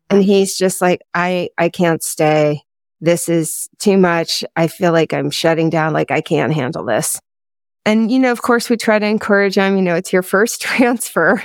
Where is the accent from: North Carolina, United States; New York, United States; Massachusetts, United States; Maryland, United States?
Maryland, United States; Potomac; moved away as an adult; also born or lived in Utah; I grew up in Potomac, Maryland